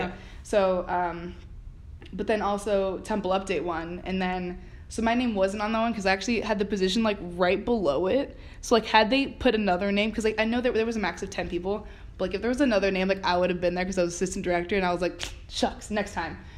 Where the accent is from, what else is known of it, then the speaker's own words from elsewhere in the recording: Miramar, Florida, United States; moved away as an adult; also born or lived in Philadelphia; I'm from South Florida, Miramar. It's about half an hour from Miami.